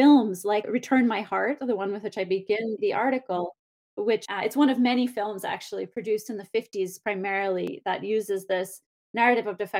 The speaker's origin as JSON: {"language": "English", "country": "United States", "said": "I'm American and here in the United States"}